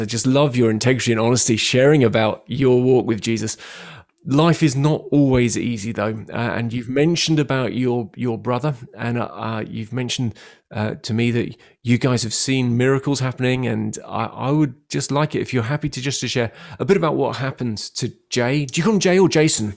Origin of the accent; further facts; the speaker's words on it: London, United Kingdom; moved away as an adult; now in Bournemouth, United Kingdom; i was born in London, so I'm a Londoner